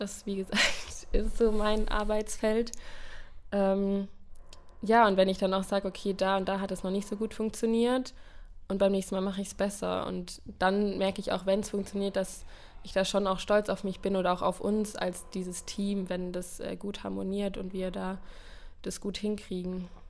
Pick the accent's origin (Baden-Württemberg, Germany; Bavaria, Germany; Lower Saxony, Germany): Baden-Württemberg, Germany; the South; moved away as an adult; now in Cologne, Germany; Ich bin ja aus dem Süden